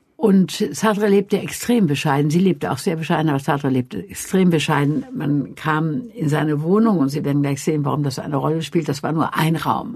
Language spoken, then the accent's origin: German; Wuppertal, North Rhine-Westphalia, Germany; also born or lived in a village in Franconia; ich bin in Wuppertal geboren und war dann sechs Jahre evakuiert auf einem, in einem fränkischen Dorf und dann kam ich zurück nach Wuppertal